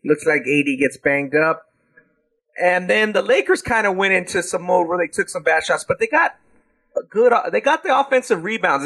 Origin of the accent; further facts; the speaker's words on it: South Gate, California, United States; they're from my hometown